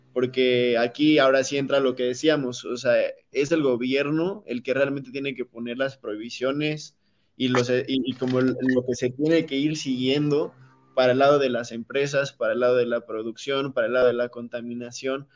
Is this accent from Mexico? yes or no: yes; Mexico; como cultura mexicana